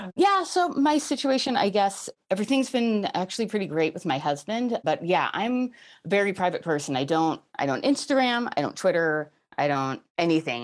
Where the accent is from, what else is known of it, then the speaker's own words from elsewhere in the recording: New York, United States; I'm from New York